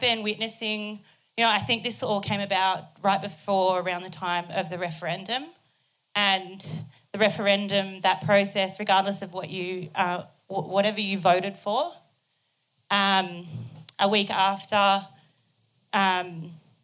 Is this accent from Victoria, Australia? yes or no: yes; Melbourne, Victoria, Australia; moved away as an adult; now in Sydney, Australia; I'm Gunai and Gundijmara from so-called Victoria. I grew up in Naam